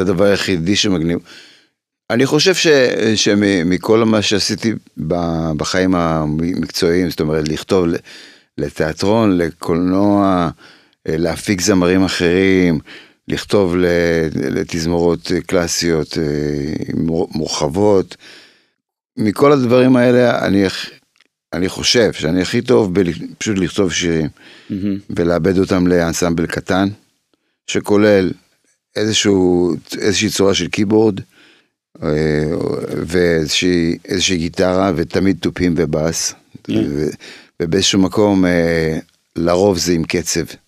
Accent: Israel; also born or lived in Poland; כשגדלתי פה

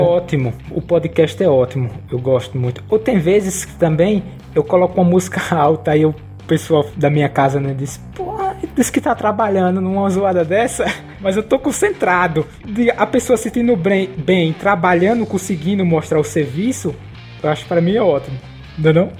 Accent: Nossa Senhora da Glória, Sergipe, Brazil; Eu aqui sou de Sergipe, é, em Nossa Senhora da Glória

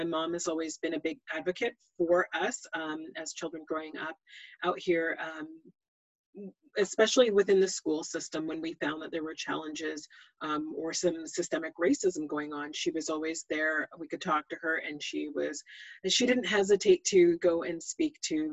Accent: Greater Vancouver area / Fraser Valley, British Columbia, Canada; I was born and raised in the Greater Vancouver area / Fraser Valley.

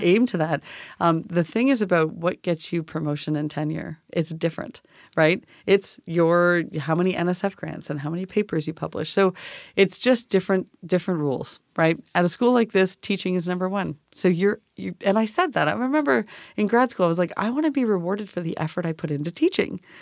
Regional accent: Canada; moved away as an adult; now in Tacoma, United States; I'm from Canada

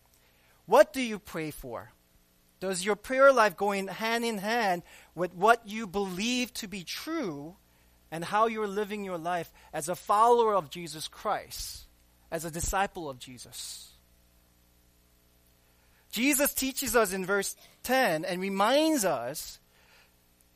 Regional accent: New York City, New York, United States; I grew up in New York City

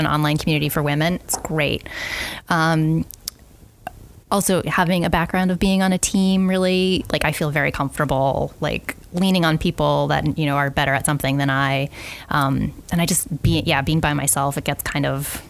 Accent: New England, United States; growing up in New England

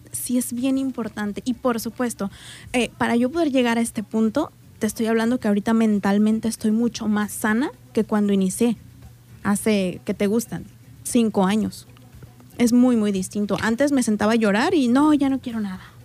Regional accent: Colima, Mexico; moved away as an adult; now in Manzanillo, Mexico; No, no soy de aquí, yo soy de Colima.

